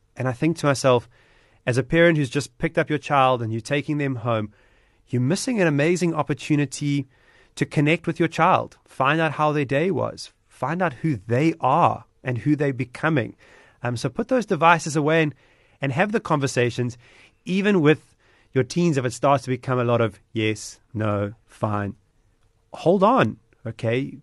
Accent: Durban, KwaZulu-Natal, South Africa; Durbanite, about being South African

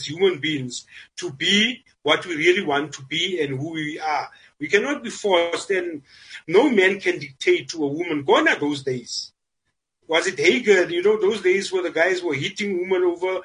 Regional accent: South Africa; I grew up in Smithy

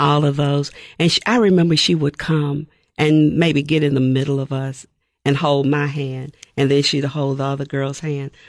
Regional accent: Nashville, Tennessee, United States; I grew up in Nashville, Tennessee, East Nashville, to be exact

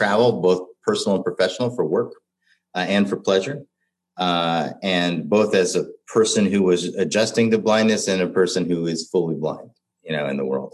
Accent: Cincinnati, Ohio, United States; now in Minneapolis, United States; As a young boy growing up in Cincinnati, Ohio, I was diagnosed with retinitis pigmentosa

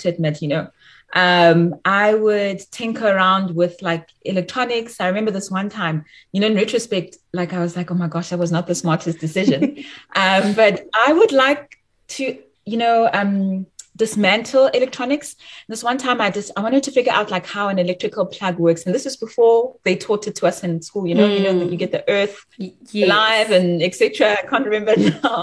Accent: Bloemfontein, Free State, South Africa; moved away as an adult; also born or lived in Johannesburg, South Africa / Cambridge, United Kingdom; I'm actually from Bloemfontein. I'm bred in Bloemfontein

